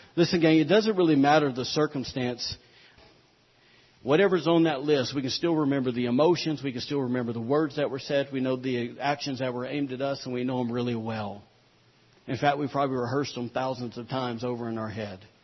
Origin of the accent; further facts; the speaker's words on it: United States; we as the American people